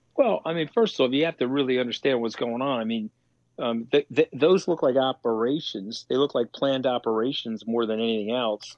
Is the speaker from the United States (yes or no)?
yes; New York City, New York, United States; I'm a New Yorker